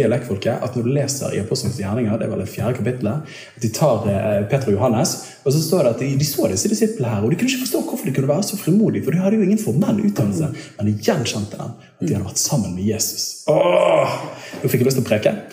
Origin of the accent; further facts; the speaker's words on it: Bergen, Vestland, Norway; pleier å si at jeg er bergenser og karismatiker på toppen